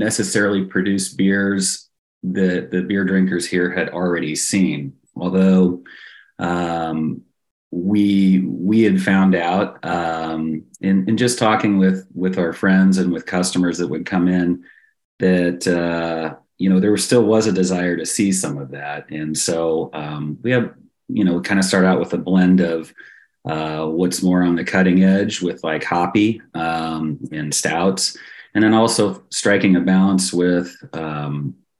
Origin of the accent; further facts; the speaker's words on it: Midwest, United States; also born or lived in Portland, Oregon / Denver / Kansas City; I'm born and raised in the Midwest, and I've spent a great deal of my time in Kansas City.